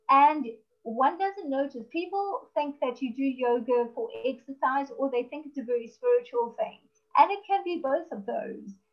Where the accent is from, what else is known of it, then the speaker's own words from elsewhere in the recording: South Africa; I'm from South Africa